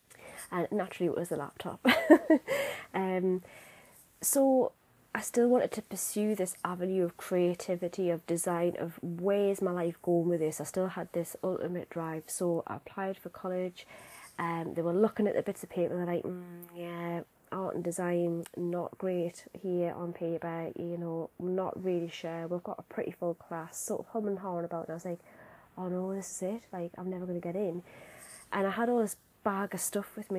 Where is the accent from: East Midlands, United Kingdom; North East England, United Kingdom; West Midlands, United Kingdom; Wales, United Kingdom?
North East England, United Kingdom; Newcastle upon Tyne; I'm obviously from Newcastle